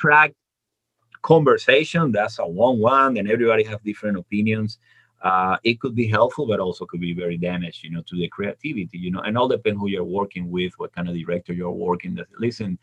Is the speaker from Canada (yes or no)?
no; Venezuela; moved away as an adult; When I was in the university back in my hometown in Venezuela